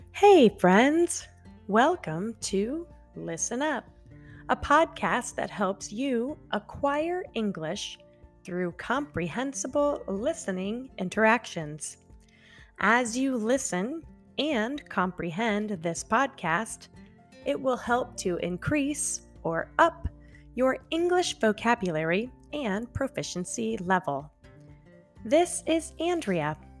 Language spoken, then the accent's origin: English; central Illinois, United States; moved away; I grew up in a small town in central Illinois